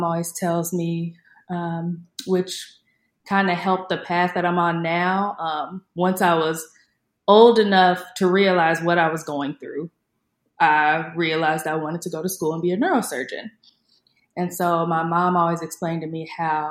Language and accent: English; Indiana, United States; I'm a February baby, and I'm from Indiana, so it's cold there